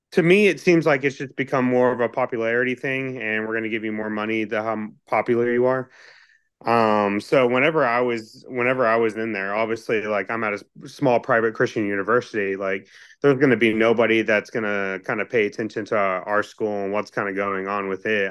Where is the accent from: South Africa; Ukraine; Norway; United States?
United States; Texas; moved away as an adult; also born or lived in Kentucky; I grew up in Texas